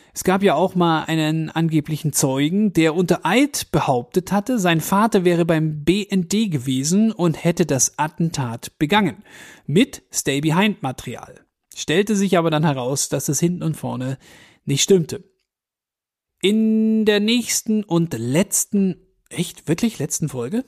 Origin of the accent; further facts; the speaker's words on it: Augsburg, Bavaria, Germany; bei uns in Augsburg